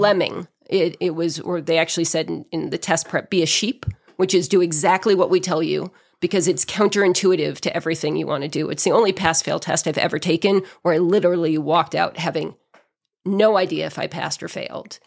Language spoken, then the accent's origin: English; outside of Boston, Massachusetts, United States; moved away as an adult; also born or lived in New Hampshire / Los Angeles, United States; now in Big Bear Lake, United States; I was born and raised outside of Boston and spent my childhood in small towns in New England